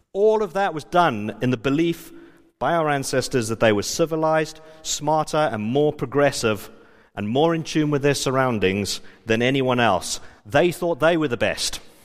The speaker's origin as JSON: {"language": "English", "town": "Johannesburg", "region": "Gauteng", "country": "South Africa", "tie": "born or raised there", "moved": "yes", "said": "I was from South Africa. I grew up in Johannesburg."}